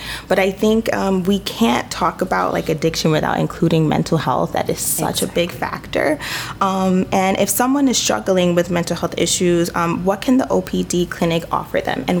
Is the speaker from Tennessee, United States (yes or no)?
no; New York City, New York, United States; I'm from the Bronx